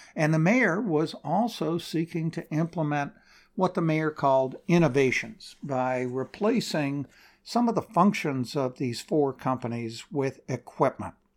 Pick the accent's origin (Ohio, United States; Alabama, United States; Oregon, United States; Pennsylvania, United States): Oregon, United States; Portland; Portland, Oregon, my hometown